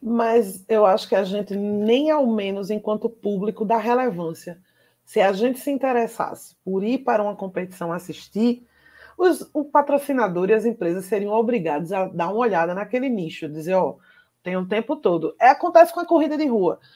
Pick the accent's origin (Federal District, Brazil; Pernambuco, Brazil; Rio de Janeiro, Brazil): Pernambuco, Brazil; a gente é pernambucano